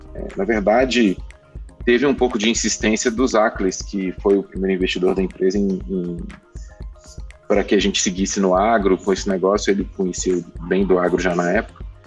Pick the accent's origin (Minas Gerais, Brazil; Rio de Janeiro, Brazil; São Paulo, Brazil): Minas Gerais, Brazil; accent: mineiro; Posso falar com o sotaque mineiro à vontade